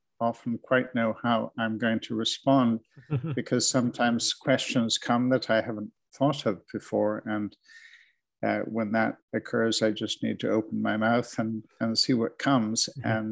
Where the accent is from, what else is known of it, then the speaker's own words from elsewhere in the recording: Canada; now in Edinburgh, United Kingdom; I'm based in Edinburgh here with my wife. This is where we've reared our children. But I'm Canadian by birth. I began on your side of the Atlantic.